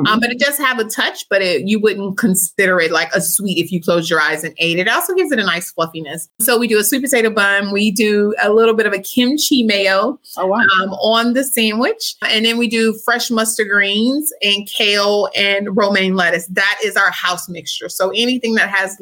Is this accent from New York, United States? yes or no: no; Louisiana, United States; now in Dallas, United States; I'm from Louisiana, my family.